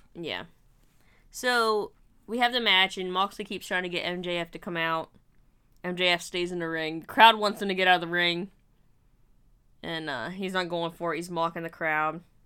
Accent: Ohio, United States; I'm from Ohio

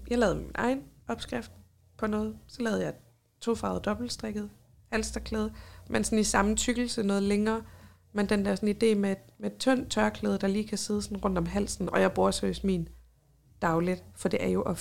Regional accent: Copenhagen, Capital Region of Denmark, Denmark; Jeg er født og opvokset i København

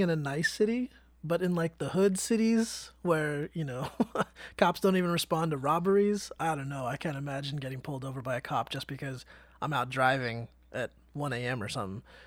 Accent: Vallejo, California, United States; I grew up in Vallejo

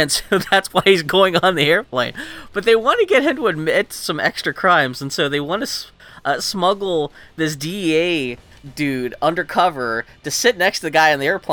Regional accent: Texas, United States; I was born in Texas

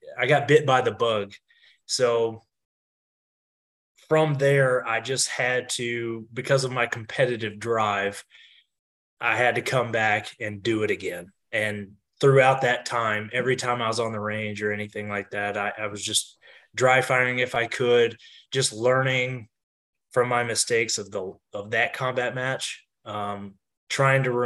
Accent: Kentucky, United States; moved away; I was born in Kentucky

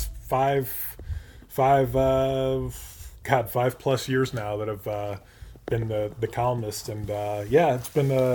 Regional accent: Avon Lake, Ohio, United States; also born or lived in Connecticut / Toledo, Ohio; now in Maumee, United States; moved to Ohio when I was 10 or 11

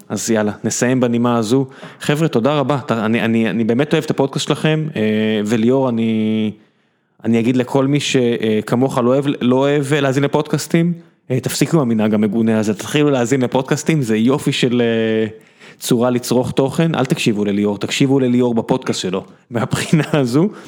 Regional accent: Beersheba, Southern District, Israel; וכשאתה גדל בבאר שבע, ו- ורוב האנשים מזרחיים סביבך

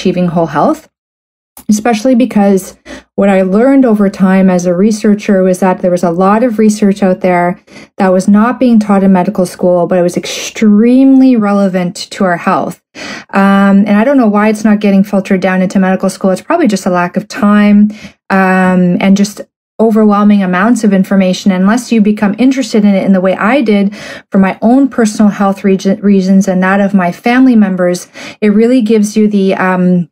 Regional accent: Canada; I'm a Canadian medical doctor

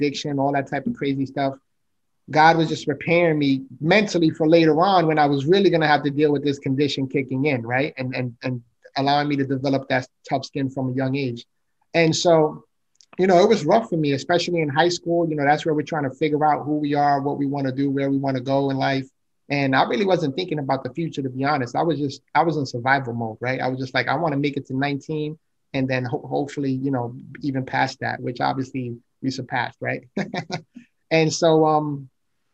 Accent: New York City, New York, United States; moved away as an adult; now in Florida, United States; I was born and raised in the Bronx, New York. So I'm a city boy. You know, I currently reside in Florida, but I spent more than half my life in the Bronx, New York

